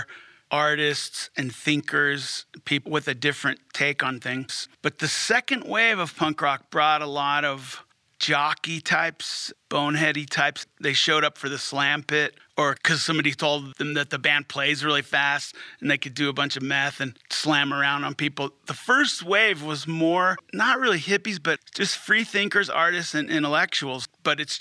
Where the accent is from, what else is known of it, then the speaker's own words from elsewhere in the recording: Hermosa Beach, California, United States; moved away as an adult; now in Fort Collins, United States; Growing up in Hermosa Beach at age 14